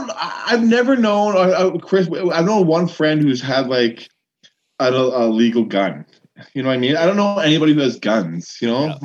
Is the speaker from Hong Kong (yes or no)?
no; Victoria, British Columbia, Canada; Like Halloween was a big firework event growing up in Victoria.